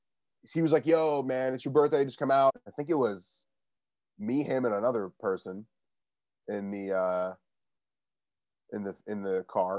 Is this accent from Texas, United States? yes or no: no; Westchester, New York, United States; I grew up in Westchester. It's where I am right now, like 45-minute train ride away from the city